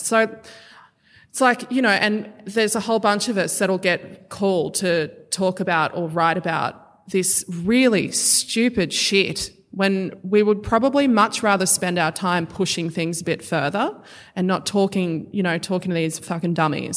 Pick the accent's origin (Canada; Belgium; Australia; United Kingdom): Australia; being a First Nation. I'm, you know, I'm from here